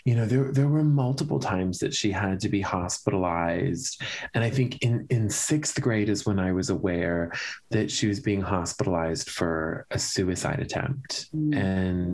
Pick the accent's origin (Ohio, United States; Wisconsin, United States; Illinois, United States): Illinois, United States; Lombard; I grew up in the Chicago suburbs